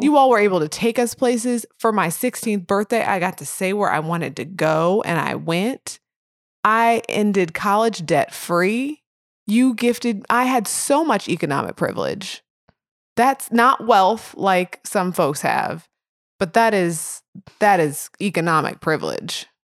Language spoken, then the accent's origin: English; Edwardsville, United States; I grew up in Edwardsville